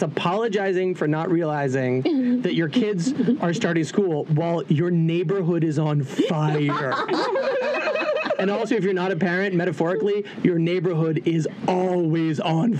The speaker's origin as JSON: {"language": "English", "region": "Florida", "country": "United States", "said": "Yeah, so, I'm from Florida."}